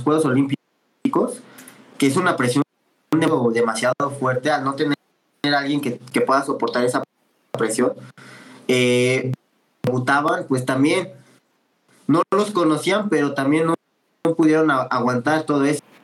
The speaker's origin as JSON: {"language": "Spanish", "country": "Mexico", "said": "como buen mexicano"}